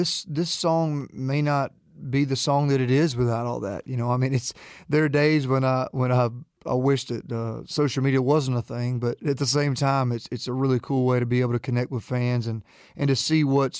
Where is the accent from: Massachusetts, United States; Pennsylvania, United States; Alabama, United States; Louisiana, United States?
Alabama, United States; Jacksonville; Jacksonville, Alabama.